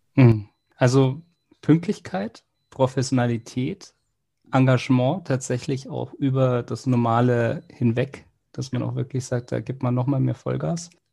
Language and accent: German; Munich, Bavaria, Germany; wir sind ja aus München